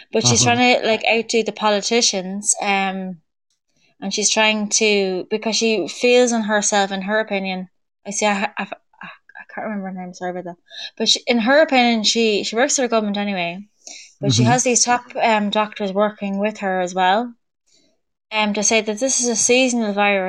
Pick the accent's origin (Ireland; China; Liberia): Ireland; Dublin, Leinster; I'm from Dublin originally, but I'm living outside Dublin at the moment